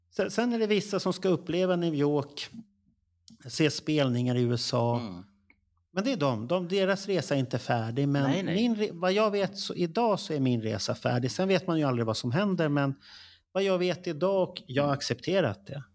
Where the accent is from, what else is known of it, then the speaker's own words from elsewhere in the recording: Stockholm, Stockholm County, Sweden; vi, vi stockholmare är bekväma.